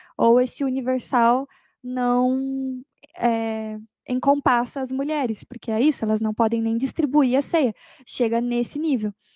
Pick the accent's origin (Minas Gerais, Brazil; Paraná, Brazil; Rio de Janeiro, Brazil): Paraná, Brazil; Curitiba; Eu sou de Curitiba